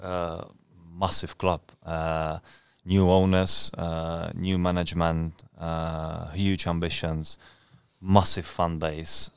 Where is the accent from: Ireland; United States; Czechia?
Czechia; Brno; born or raised there; English is a second language; moved away as an adult; also born or lived in Scotland; now in Ipswich, United Kingdom